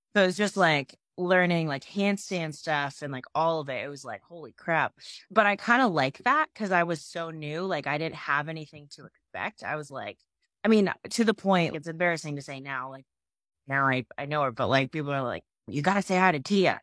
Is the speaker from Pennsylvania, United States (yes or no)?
yes; Pennsylvania, United States; now in Nashville, United States; I'm originally from Pennsylvania